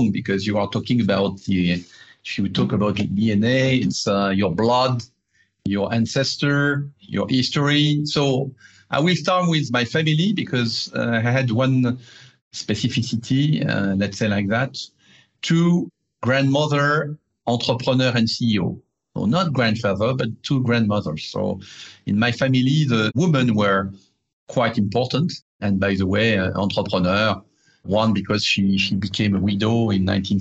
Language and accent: English; Paris, Île-de-France, France; I'm a bourgeois from Paris, from the 16th district where I'm born. I've been educated and I had my three kids there.